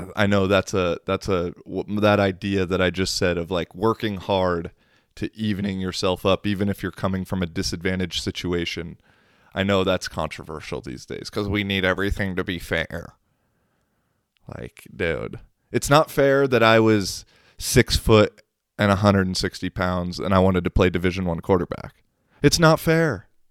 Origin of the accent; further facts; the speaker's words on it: United States; accent: American; now in Kuopio, Finland; there's like three other American people in Kuopio